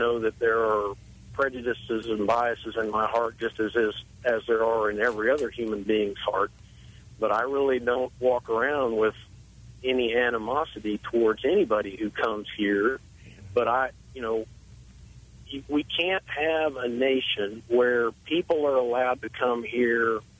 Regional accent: South Texas, United States; I grew up in South Texas, and I grew up on a ranch

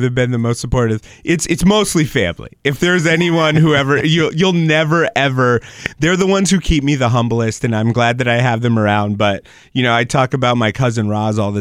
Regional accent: Springfield, Massachusetts, United States; growing up in Springfield, I was too scared to do stand up at my high school and middle school talent shows

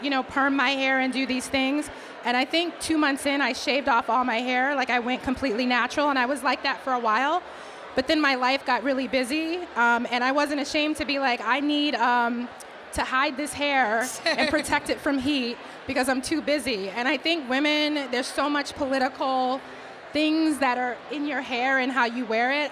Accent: Boston, Massachusetts, United States; accent: Boston; the only code switching I ever I've ever done is to try to hide my Boston accent because when I get upset, I drop all the R's

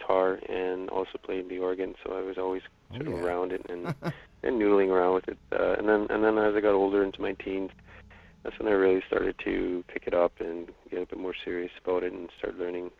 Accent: Attawapiskat, Ontario, Canada; Well, I'm from Attawapiskat, Ontario, up on the James Bay Coast. It's in Canada's far north.

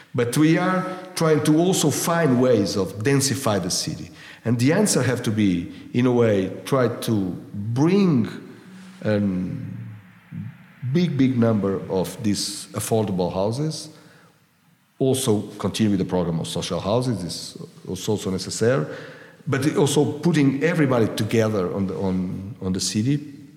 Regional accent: Lisbon, Portugal; now I'm from Lisbon

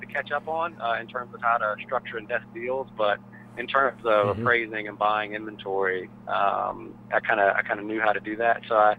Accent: Atlanta, Georgia, United States; I grew up in Atlanta around CarMax stores

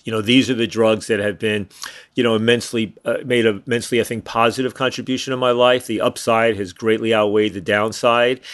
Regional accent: suburbs of New York City, United States; moved away as an adult; also born or lived in Montreal; I grew up in New York, outside New York City, in the suburb of New York City

